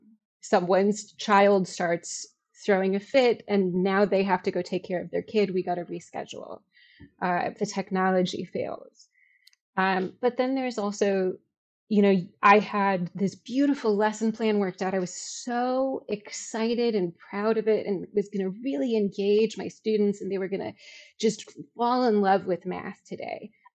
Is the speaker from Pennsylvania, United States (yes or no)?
no; Chicago, Illinois, United States; I'm from Chicago. I taught in Chicago.